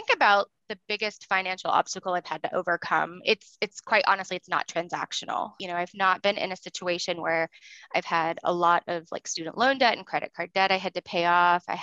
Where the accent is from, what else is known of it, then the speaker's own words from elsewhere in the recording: the South, United States; Socially, I grew up in the South and I just assumed I was going to get married